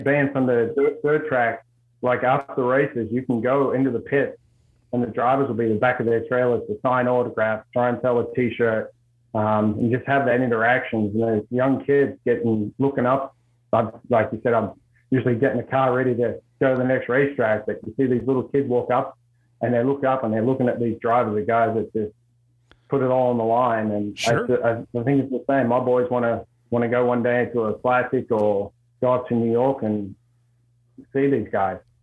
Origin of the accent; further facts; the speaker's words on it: Australia; moved away as an adult; now in Worcester, United States; grew up in Australia, moved here in, uh, uh into the US in 05